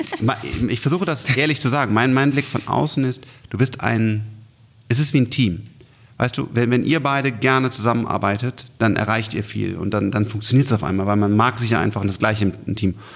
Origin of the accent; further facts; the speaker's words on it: Germany; wir als, als Deutsche